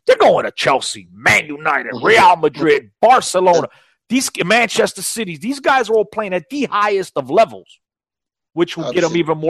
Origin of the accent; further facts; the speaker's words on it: Portugal; I'm Portuguese. I was born in Portugal